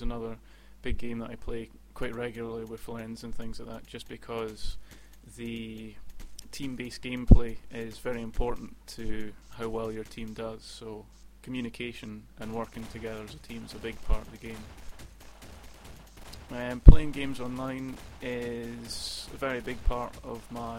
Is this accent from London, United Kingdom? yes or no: no; Edinburgh, Scotland, United Kingdom; I'm born and bred in Edinburgh